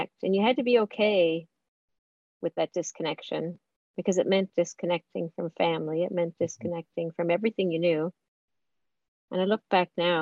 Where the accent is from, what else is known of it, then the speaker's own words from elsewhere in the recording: Newfoundland and Labrador, Canada; I grew up in Northern Labrador in a very small, that grew to be big, iron ore mining town.